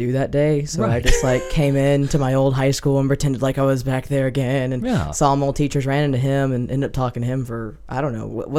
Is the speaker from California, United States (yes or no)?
no; Hoover, Alabama, United States; also born or lived in Hueytown, Alabama; I'm actually originally from Hueytown, Alabama. Then I moved to Hoover around fourth grade, and I've graduated from Hoover under Mr. Lockamy.